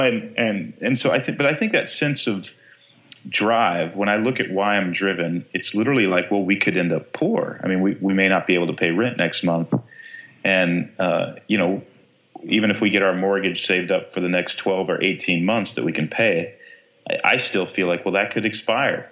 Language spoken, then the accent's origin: English; Texas, United States; growing up in Texas